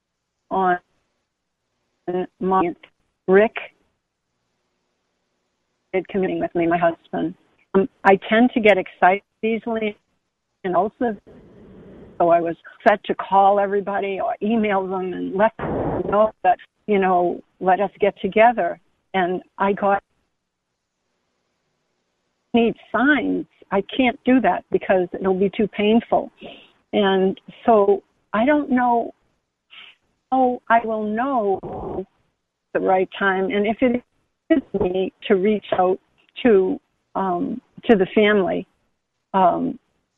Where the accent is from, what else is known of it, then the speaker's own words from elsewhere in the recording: Massachusetts, United States; I'm from Massachusetts